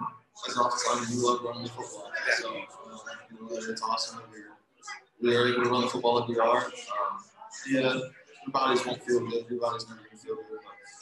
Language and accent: English; Indiana, United States; from Ellisville, Indiana.